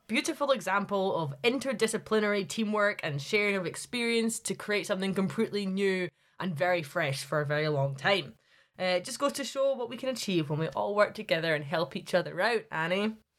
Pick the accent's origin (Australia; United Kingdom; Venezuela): United Kingdom; Glasgow, Scotland; moved away as an adult; now in Highlands, Scotland; I'm from Glasgow, so anywhere above there is considered the Highlands to me